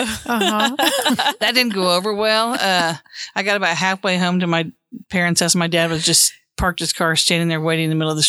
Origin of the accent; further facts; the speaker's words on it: Cleveland, Oklahoma, United States; now in Oklahoma City, United States; I grew up in Cleveland, Oklahoma, a small town on the banks of the Arkansas River, just outside of Tulsa. And, spent my first 18 years of life there and then went to OU for college and have lived in Oklahoma City ever since.